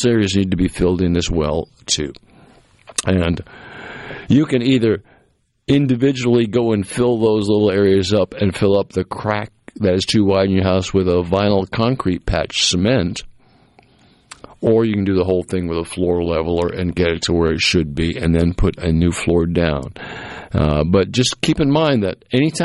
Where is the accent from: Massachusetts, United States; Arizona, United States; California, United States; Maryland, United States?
Massachusetts, United States; the old house I grew up in Massachusetts